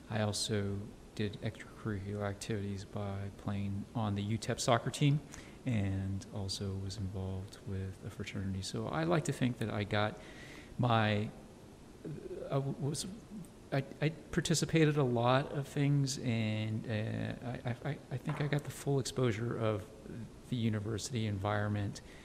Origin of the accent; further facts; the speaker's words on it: El Paso, Texas, United States; moved away as an adult; also born or lived in San Francisco / New York City; now in Dallas, United States; I grew up in El Paso